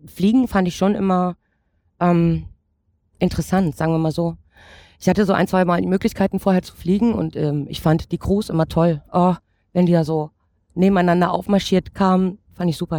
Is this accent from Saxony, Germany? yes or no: yes; Erzgebirge, Saxony, Germany; now in Frankfurt, Germany; ich ähm, bin gebürtige Erzgebirgerin